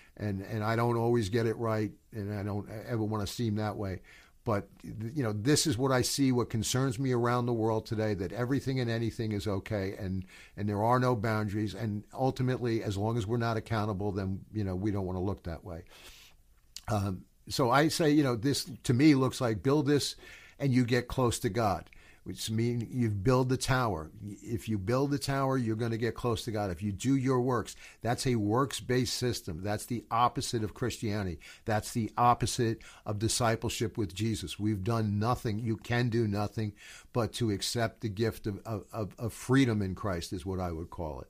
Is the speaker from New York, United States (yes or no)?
yes; New York City, New York, United States; I'm from New York